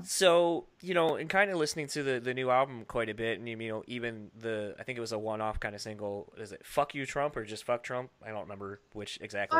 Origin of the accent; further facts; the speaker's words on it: Midwest, United States; I grew up in the Midwest